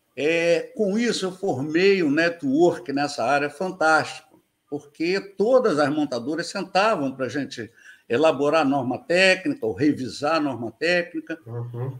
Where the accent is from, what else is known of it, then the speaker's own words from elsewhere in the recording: Rio de Janeiro, Brazil; moved away as an adult; also born or lived in São Paulo; eu sempre fui morador da Ilha do Governador, aqui no Rio, né? O, nasci no. Nasci no Maitá, mas vim direto para a ilha